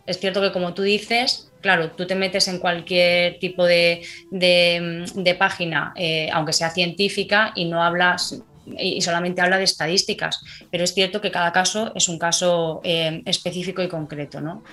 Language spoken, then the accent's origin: Spanish; Madrid, Community of Madrid, Spain; now in Alicante, Spain; nací en Madrid, soy madrileña de, corazón aunque ahora mismo estoy residiendo en Alicante